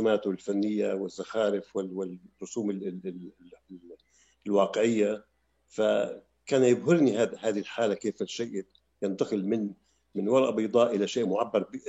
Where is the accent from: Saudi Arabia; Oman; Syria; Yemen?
Syria; Damascus, Damascus Governorate; also born or lived in Palestine; هذا ما سمنا في دمشق في في مدينة دمشق عندما هاجرنا من فلسطين سنة 48